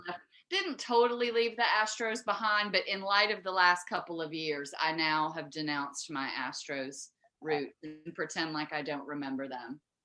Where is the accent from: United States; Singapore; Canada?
United States; Southeast Texas; now in Virginia, United States; I don't come from Virginia, so I'm from Southeast Texas.